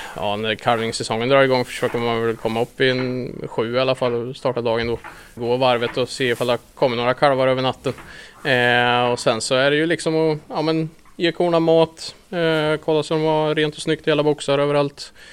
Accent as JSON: {"language": "Swedish", "town": "Linköping", "region": "Östergötland", "country": "Sweden", "tie": "born or raised there", "said": "Vi flyttade hit när jag var sex år var jag väl när jag flyttade hit"}